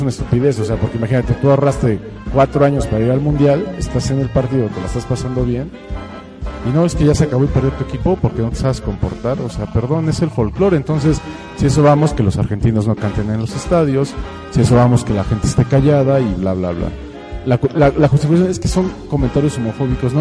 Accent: Mexico; somos los mexicanos

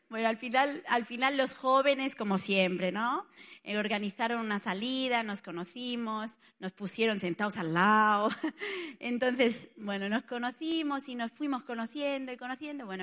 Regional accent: Barcelona, Catalonia, Spain; moved away as an adult; now in Italy; Yo soy de Barcelona, pero ya no, o sea, ya, ya casi, o sea, soy más italiana que nada, porque hace tanto que estoy en Italia

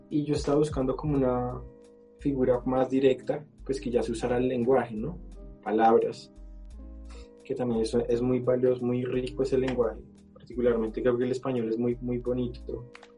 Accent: Colombia; soy colombiano

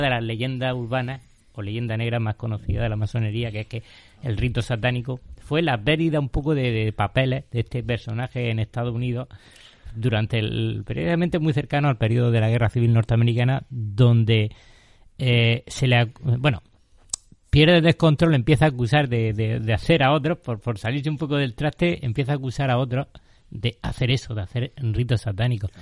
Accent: Spain; yo ante todo me considero español

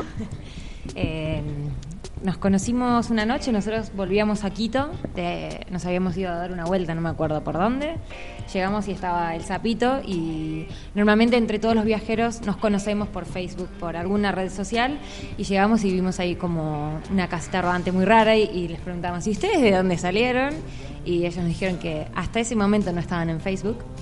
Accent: Argentina; moved away as an adult; Nosotros salimos de Argentina por Mendoza

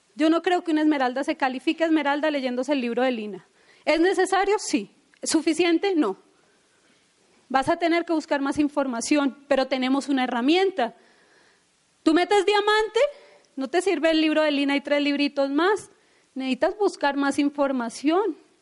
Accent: Bogotá, Colombia; de dónde venimos, de la historia que tenemos, o que no tuvimos papá, o que somos de Ciudad Bolívar

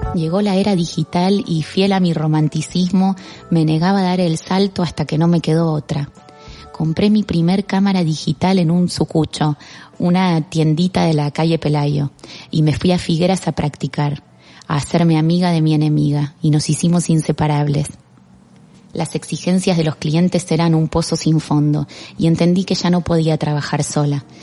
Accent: Argentina; moved away as an adult; also born or lived in Barcelona; now in Spain; Me fui de Argentina y empecé de cero

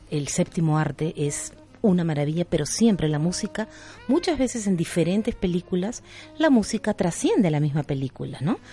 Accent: Peru; como buena peruana

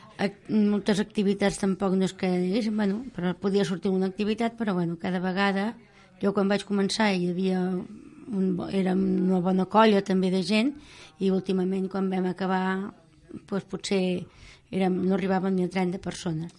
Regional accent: Martorelles, Catalonia, Spain; al meu poble on jo vivia, abans de casar-me, a Martorelles

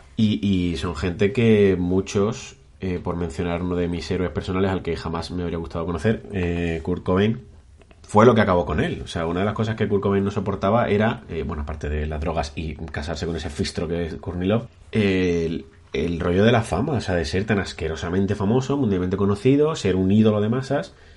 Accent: Cádiz, Andalusia, Spain; also born or lived in Burgos; now in Granada, Spain; yo soy burgaleño de nacimiento y gaditano de crianza

